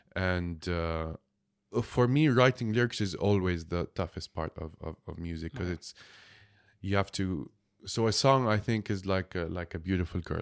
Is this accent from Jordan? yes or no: yes; Jordan; I'm from Jordan